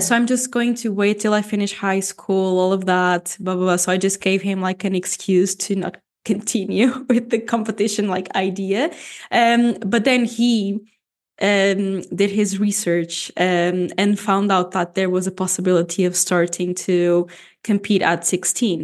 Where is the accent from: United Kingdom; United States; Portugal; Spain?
Portugal; first language Portuguese; English is a second language; also born or lived in Canada; Portuguese is my first language